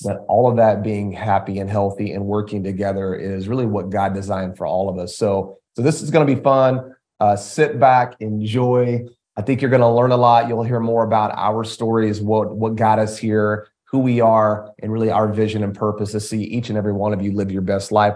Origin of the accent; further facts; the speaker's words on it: Texarkana, Texas, United States; moved away; Christ Nation Church, which is in my hometown of Texarkana, Texas